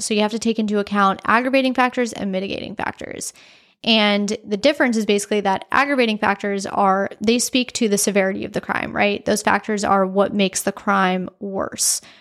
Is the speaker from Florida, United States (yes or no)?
yes; South Florida, United States; I am from South Florida